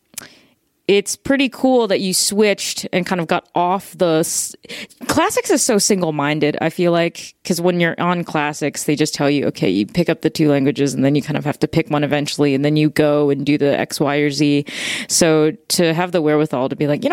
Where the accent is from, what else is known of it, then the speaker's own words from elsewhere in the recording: Chicago, Illinois, United States; I grew up in Chicago